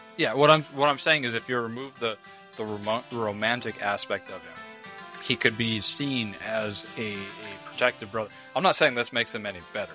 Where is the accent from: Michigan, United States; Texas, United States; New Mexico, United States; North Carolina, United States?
New Mexico, United States; I grew up in New Mexico. I didn't grow up in California